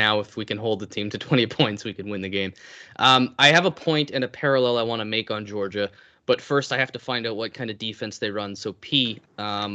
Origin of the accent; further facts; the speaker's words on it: Canada; I'm Canadian